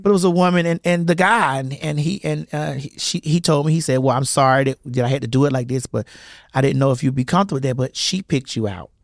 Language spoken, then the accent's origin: English; Miami, Florida, United States; I'm from Miami